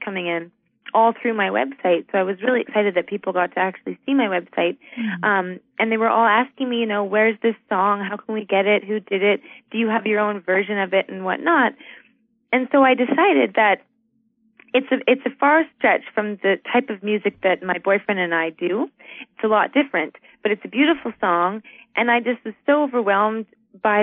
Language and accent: English; Canada; I'm a Canadian